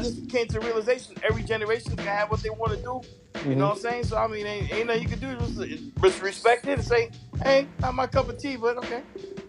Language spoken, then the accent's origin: English; New York, United States